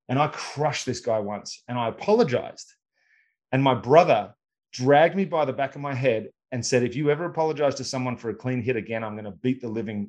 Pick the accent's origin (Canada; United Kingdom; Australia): Australia; growing up in Australia